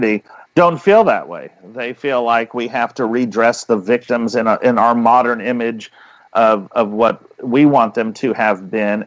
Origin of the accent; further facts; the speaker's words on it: United States; I'm an American.